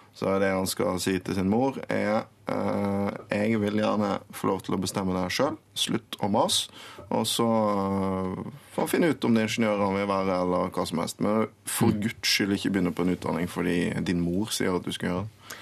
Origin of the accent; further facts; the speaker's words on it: Western Norway, Norway; er vestlending